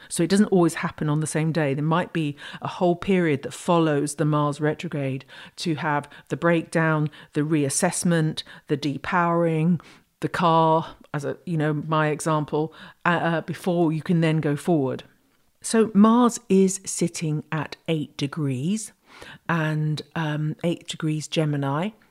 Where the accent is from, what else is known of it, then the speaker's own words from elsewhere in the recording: United Kingdom; I'm British